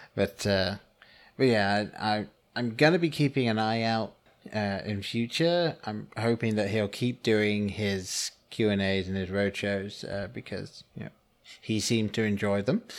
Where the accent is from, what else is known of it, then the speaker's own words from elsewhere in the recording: England, United Kingdom; growing up in England